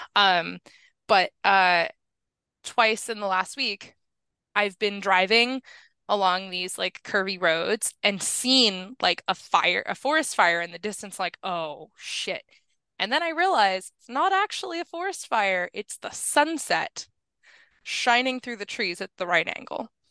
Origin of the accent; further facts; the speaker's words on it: New Mexico, United States; I grew up in New Mexico where forest fires are a major